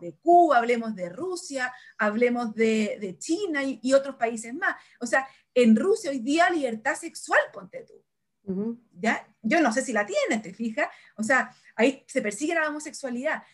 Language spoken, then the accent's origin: Spanish; Chile; somos Chile